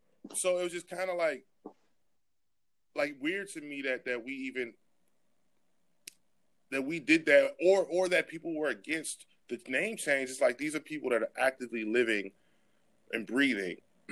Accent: United States; born or raised there

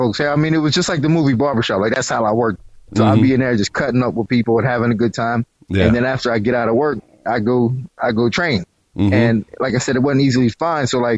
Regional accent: South Florida, United States; I'm from South Florida

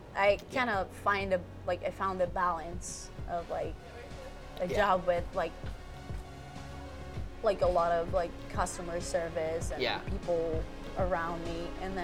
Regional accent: Mexico City, Mexico; first language Spanish; English is a second language; moved away as an adult; also born or lived in Anchorage, Alaska / Los Angeles; now in San Diego, United States; So I got raised in Mexico City.

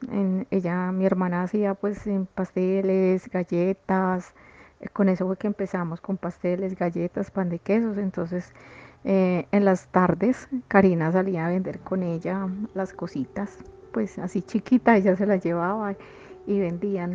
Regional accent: Pereira, Risaralda, Colombia; moved away as an adult; now in Medellín, Colombia; yo soy de Pereira, pero pues vine aquí a Antioquia eh, cuando terminé mi carrera

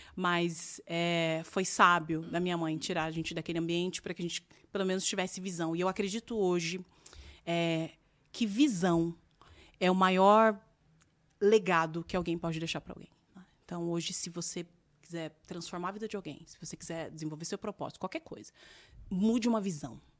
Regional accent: Campinas, São Paulo, Brazil; moved away as an adult; also born or lived in Cascavel, Paraná; E nós quatro crescemos lá em Campinas, num, numa periferia

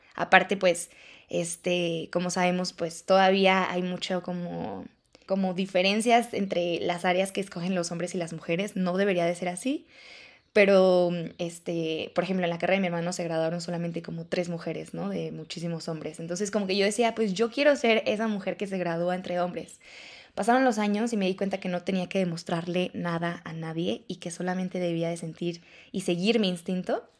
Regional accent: León, Guanajuato, Mexico; yo soy de León

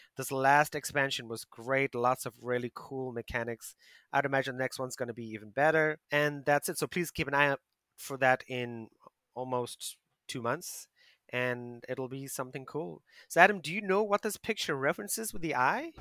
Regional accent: South Africa; now in Asia; my home country, South Africa

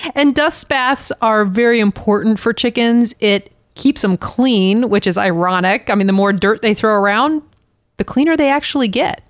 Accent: Florida, United States; moved away; I grew up in Florida

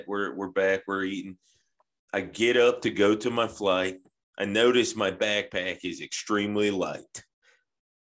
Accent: Atlanta, Georgia, United States; now in Nashville, United States; I grew up in Atlanta, too

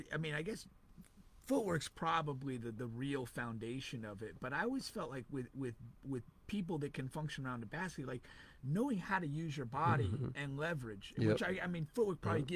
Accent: Connecticut, United States; also born or lived in Central Florida; now in Florida, United States; I'm originally from Connecticut.

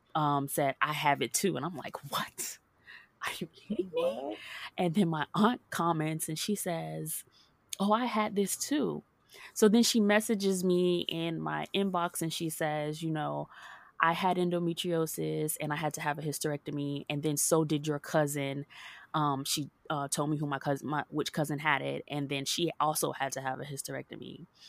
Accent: Hollywood, Florida, United States; also born or lived in Jacksonville, Florida; was born and raised in Hollywood, Florida, and I moved up to Jacksonville to go to college

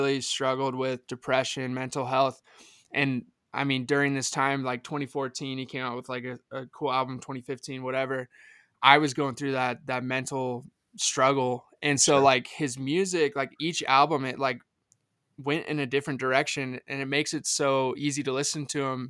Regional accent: McKinney, Texas, United States; I'm from Dallas, Texas, but just north, a city called McKinney.

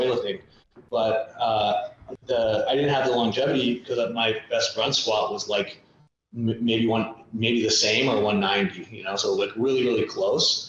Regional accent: Canada; growing up in Canada

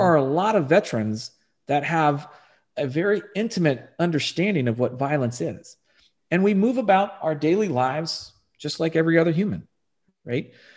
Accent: Texas, United States; moved away as an adult; also born or lived in Virginia / California / Arizona; I was born and raised here in Texas.

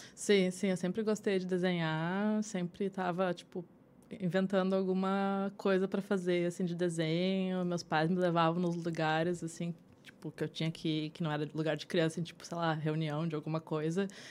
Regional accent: Porto Alegre, Rio Grande do Sul, Brazil; moved away as an adult; also born or lived in Sapucaia do Sul; now in New York, United States; eu sou de, de Porto Alegre. Uhum. Eu morei em Porto Alegre, morei em Sapucaia do Sul

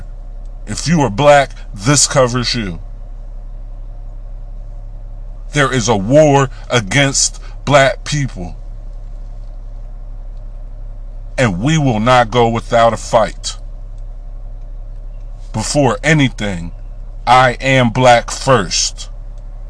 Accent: United States; We are black American people

